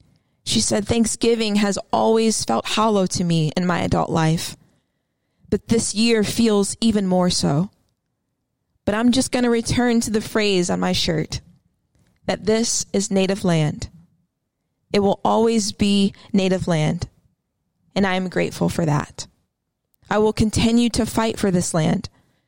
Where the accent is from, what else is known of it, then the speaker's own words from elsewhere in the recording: Hawaii, United States; You see, I am Hawaiian, and I too understand the pull and ache one feels to protect the sacred, to protect life, to protect our ancestors and our descendants.